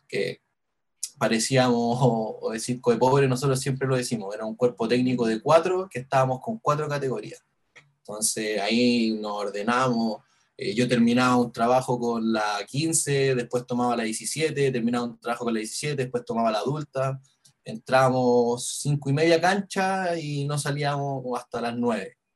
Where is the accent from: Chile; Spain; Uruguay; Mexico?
Chile; el barrio donde, donde viví yo en mi infancia, en la Vía España